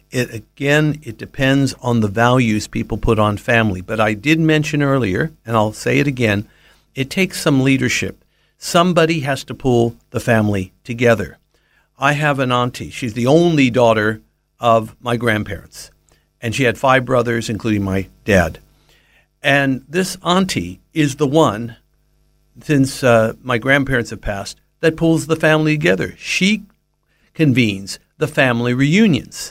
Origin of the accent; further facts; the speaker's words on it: California, United States; also born or lived in Middle East (family background); now in Australia; I was raised in the Western world, in California, before I came to Australia